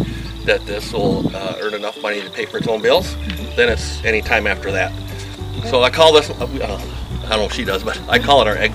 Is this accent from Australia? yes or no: no; Osakis, Minnesota, United States; moved away as an adult; also born or lived in Indiana; now in Twin Cities, United States; So, my wife and I grew up in Osakis. I'm a 1981 graduate.